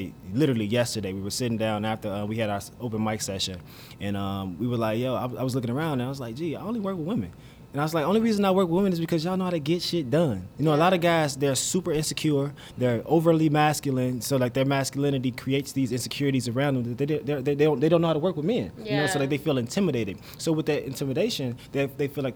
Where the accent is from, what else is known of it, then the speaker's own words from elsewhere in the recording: Chicago, Illinois, United States; I'm from Chicago